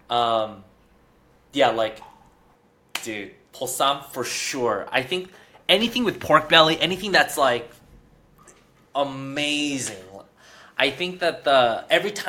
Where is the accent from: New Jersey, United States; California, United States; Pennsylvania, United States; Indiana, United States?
California, United States; Torrance; oh no, it's a it's a place in, called Torrance, but it's like